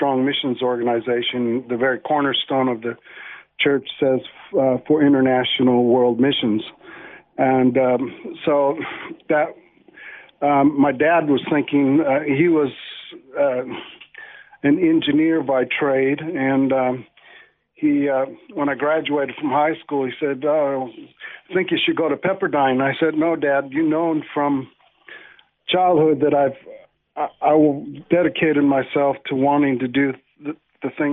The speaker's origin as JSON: {"language": "English", "town": "Los Angeles", "region": "California", "country": "United States", "tie": "born or raised there", "said": "I was born in Canoga Park, California"}